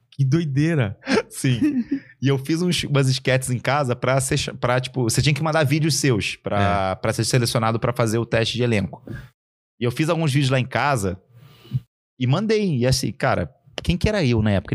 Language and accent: Portuguese; Araguari, Minas Gerais, Brazil; moved away; eu sou de Araguari, Minas Gerais. Eu fui criado com uma família e com uma galera e com uma vizinhança